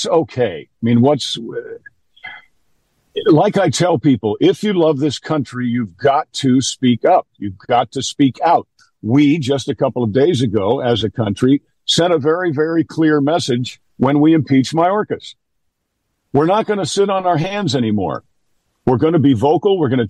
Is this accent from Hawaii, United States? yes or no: no; New York, United States; I'm from New York